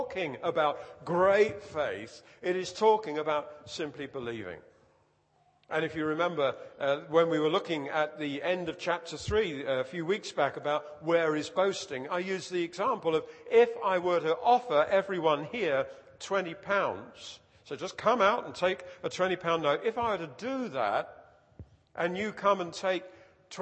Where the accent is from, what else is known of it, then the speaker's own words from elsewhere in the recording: United Kingdom; We're British